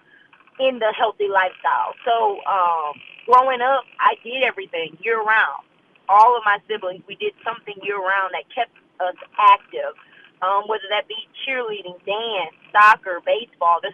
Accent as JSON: {"language": "English", "town": "Leesville", "region": "Louisiana", "country": "United States", "tie": "born or raised there", "moved": "as an adult", "lives_now": "Baton Rouge, United States", "said": "I am a Louisiana native. I'm actually from North Louisiana. I'm from Leesville, Louisiana."}